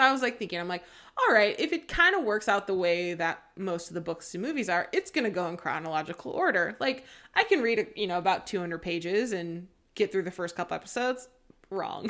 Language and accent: English; Seattle, Washington, United States; I grew up in the Seattle area.